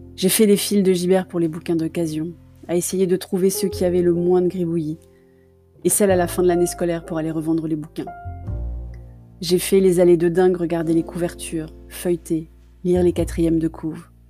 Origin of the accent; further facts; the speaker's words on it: Paris, Île-de-France, France; parisienne de cœur